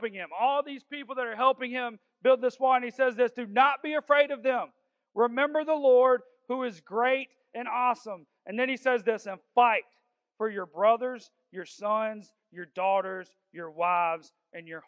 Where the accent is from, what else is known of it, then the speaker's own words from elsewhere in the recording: Augusta, Georgia, United States; I'm from South Augusta, and people just think I'm a fighter because I'm from there.